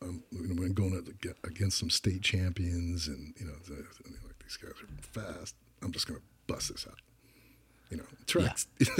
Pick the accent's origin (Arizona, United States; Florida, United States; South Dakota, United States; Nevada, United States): Arizona, United States; Tucson; University of Arizona, where I ended up playing